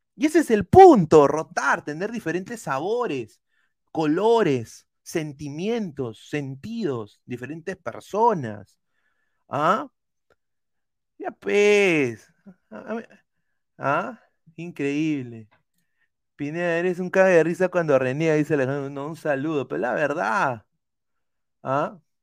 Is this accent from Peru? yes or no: yes; Peru; Yo soy peruano, o sea, no, no soy ecuatoriano